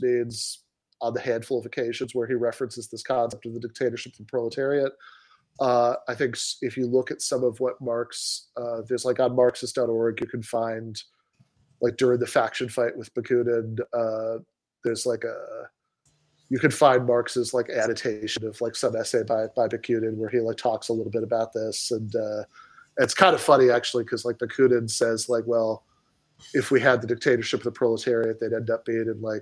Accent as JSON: {"language": "English", "country": "United States", "said": "I'm an American"}